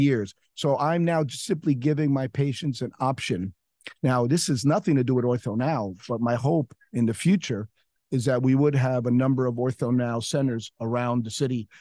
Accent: New York City, New York, United States; now in Miami, United States; I'm a New Yorker

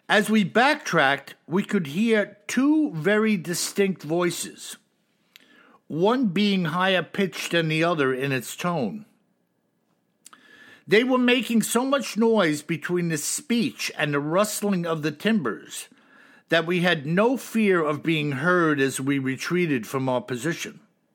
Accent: Russia; Now, you know, Bill, that I am from Russia. To me, it sounded like one of the Siberian dialects of which I do not speak, nor do I understand.

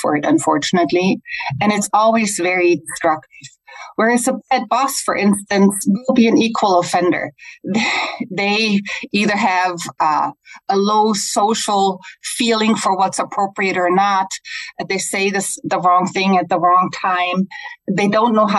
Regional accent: Germany; English is a second language; now in United States; I'm originally from Germany. That's why I have a little funky accent, but I've been living in the US for a long time

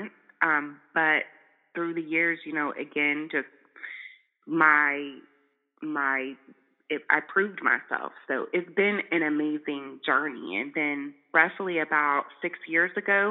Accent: California, United States; moved away as an adult; also born or lived in Bay Area, California / Chico, California / Charlotte, North Carolina; growing up in California, luckily I wasn't in the South

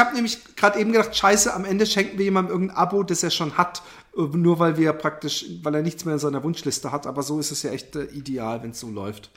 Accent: Busenbach, Baden-Württemberg, Germany; ich bin in Busenbach aufgewachsen

